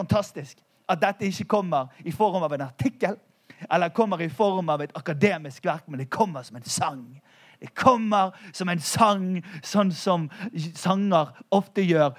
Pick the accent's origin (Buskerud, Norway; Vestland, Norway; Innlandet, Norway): Vestland, Norway; Bergen; Vi er jo fra Bergen